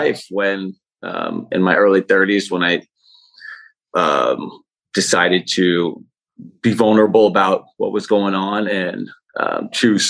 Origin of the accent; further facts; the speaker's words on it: Oakland, California, United States; also born or lived in San Francisco, California; now in Berkeley, United States; I'm from Oakland, California. I live in Berkeley, California now